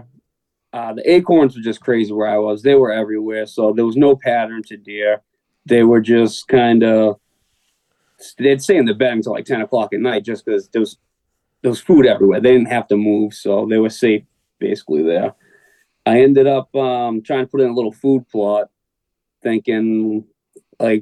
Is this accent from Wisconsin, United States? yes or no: no; South Shore, Massachusetts, United States; So I grew up on the South Shore in Massachusetts. I still live down here. I live in Rockland.